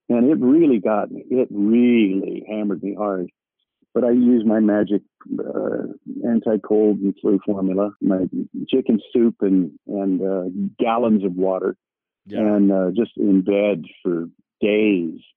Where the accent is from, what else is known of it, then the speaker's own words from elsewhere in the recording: Bethesda, Maryland, United States; born there; I was born in Bethesda Naval Hospital, which is where they take the presidents for their physicals